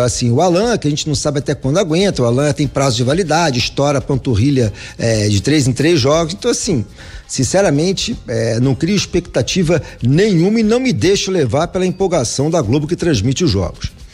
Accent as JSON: {"language": "Portuguese", "country": "Brazil", "said": "Nós somos brasileiros"}